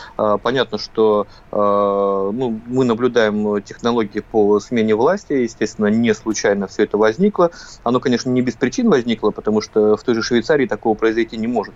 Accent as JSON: {"language": "Russian", "country": "Russia", "said": "мы из России"}